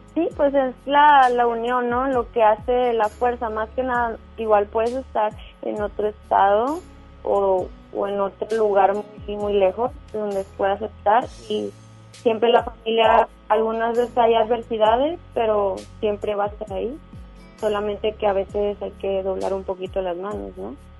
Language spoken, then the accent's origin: Spanish; Durango, Mexico; now in Monterrey, Mexico; Yo nací en Durango